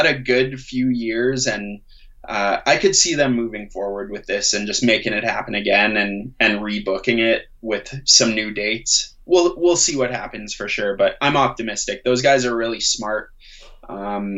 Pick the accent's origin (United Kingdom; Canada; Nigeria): Canada; Calgary, Alberta; growing up in Calgary